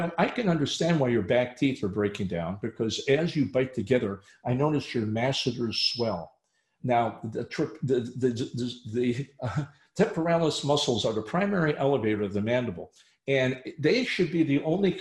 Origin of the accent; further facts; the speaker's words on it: Chicago, Illinois, United States; moved away; Chicago is my hometown